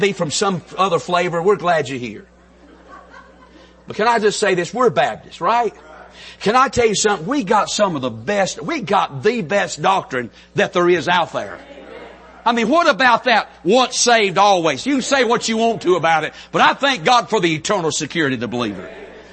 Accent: North Carolina, United States; accent: country; I'm from North Carolina, so we pronounce everything with two syllables. I mean, when we say hey in North Carolina, it's hey, two syllables

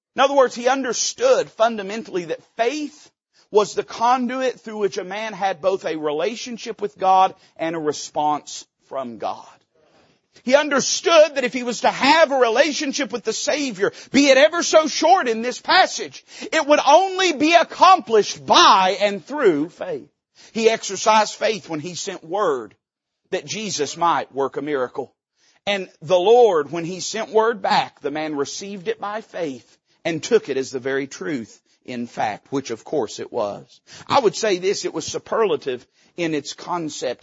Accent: Tennessee, United States; we're hillbillies from Tennessee

